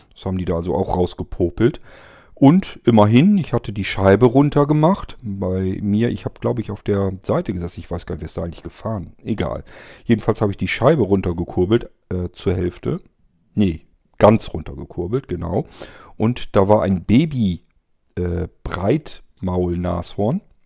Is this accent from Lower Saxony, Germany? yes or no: yes; area of Tierpark Ströhen, Lower Saxony, Germany; moved away; in meine alte Heimat, wo ich ursprünglich herkomme. Das ist der Ströer Tierpark.